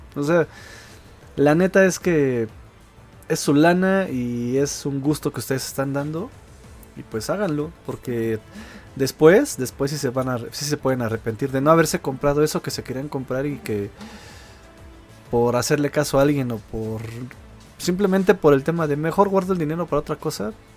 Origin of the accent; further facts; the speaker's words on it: Mexico City, Mexico; yo soy de Iztapalapa